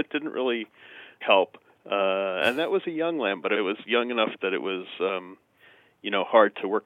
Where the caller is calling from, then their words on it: Albany, New York, United States; Uh, near Albany, New York.